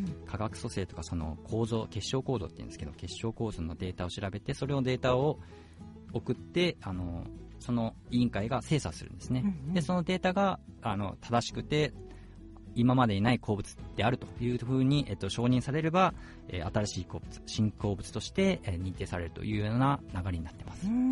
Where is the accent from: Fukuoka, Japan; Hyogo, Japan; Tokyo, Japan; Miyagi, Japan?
Fukuoka, Japan; moved away as an adult; also born or lived in Kumamoto / Tochigi / Sapporo, Hokkaido; now in Hokkaido, Japan; 私はもともと福岡あの九州